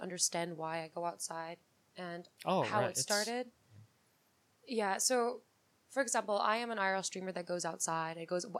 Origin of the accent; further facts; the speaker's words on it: New York City, New York, United States; I grew up in New York City. I lived in the city.